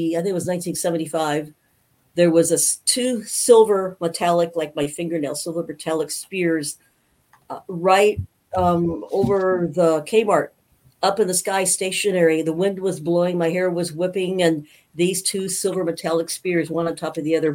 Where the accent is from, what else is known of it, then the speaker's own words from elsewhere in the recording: Safford, Arizona, United States; also born or lived in Grand Rapids, Michigan; I grew up in Safford, Arizona